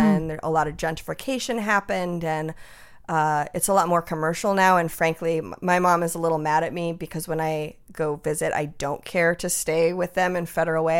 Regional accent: Tucson, Arizona, United States; moved away; also born or lived in Los Angeles / Seattle; being from Tucson, my whole family is sort of Spanglish speaking.

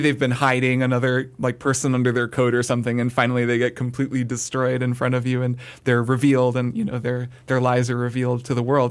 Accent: United States; as an American

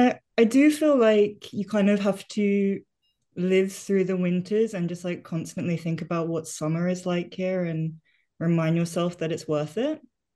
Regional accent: England, United Kingdom; moved away as an adult; now in Oslo, Norway; I grew up in England.

